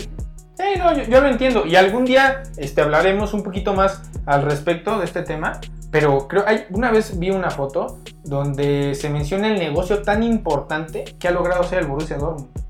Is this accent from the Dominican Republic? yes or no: no; Mexico; nosotros como, como mexicanos